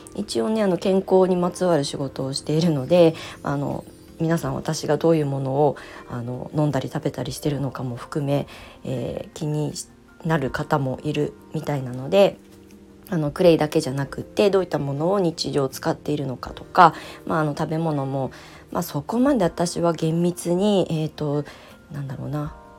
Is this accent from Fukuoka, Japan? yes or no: no; Ibaraki, Japan; 私は茨城県の出身で子供の時はまあ祖父母えーと、私は結構大家族